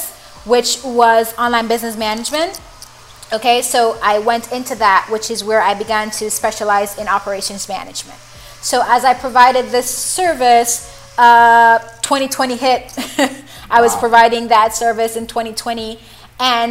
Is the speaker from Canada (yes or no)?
no; Jamaica; moved away; when I was younger, I was in high school, and normally we have this thing in Jamaica